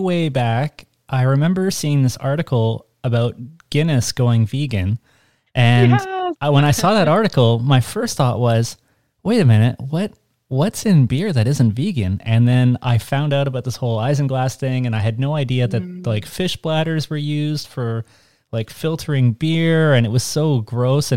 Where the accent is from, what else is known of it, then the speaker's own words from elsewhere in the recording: Montreal, Quebec, Canada; I grew up in Montreal